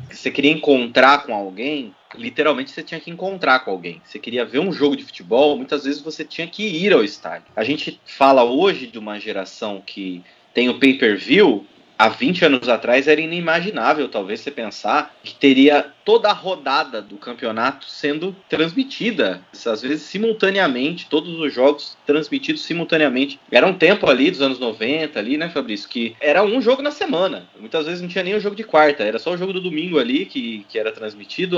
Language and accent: Portuguese; Votorantim, São Paulo, Brazil; sempre morei em Votorantim, minha cidade natal